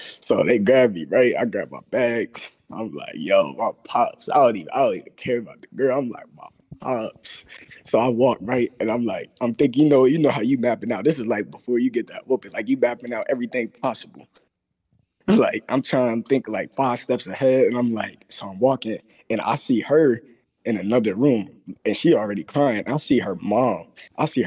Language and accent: English; Texas, United States; now in Pennsylvania, United States; I'm from Texas, but I moved to Pennsylvania.